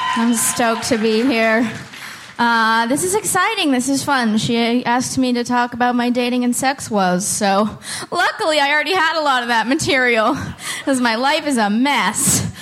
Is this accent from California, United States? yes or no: yes; Oakland, California, United States; moved away as an adult; now in Portland, United States; I'm from Oakland